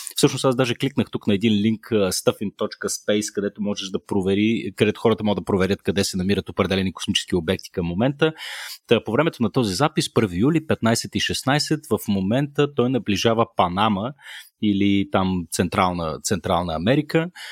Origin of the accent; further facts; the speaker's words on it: Shumen, Shumen Province, Bulgaria; accent: Shumen; аз съм шуменец по природа, вероятно ми личи по начина по който казвам думички като 50, 11 и, и проче. От време на време шуменската ми природа се проявява.